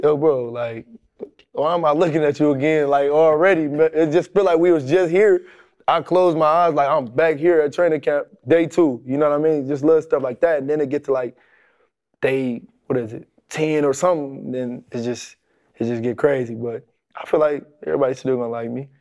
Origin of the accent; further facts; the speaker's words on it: Detroit, Michigan, United States; growing up in Detroit